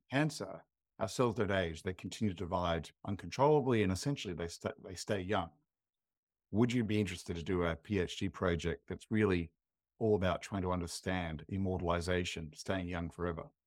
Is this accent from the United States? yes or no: no; Adelaide, South Australia, Australia; I grew up in Adelaide